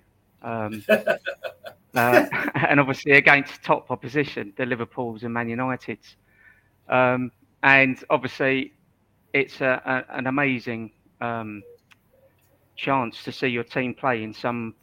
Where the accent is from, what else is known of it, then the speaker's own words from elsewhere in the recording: Ireland; being Irish